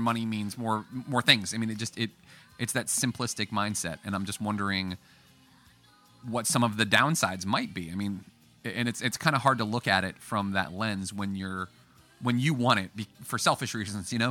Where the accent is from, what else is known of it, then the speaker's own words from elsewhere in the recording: Woodbridge, Virginia, United States; now in Fredericksburg, United States; I'm from the area. I grew up in Woodbridge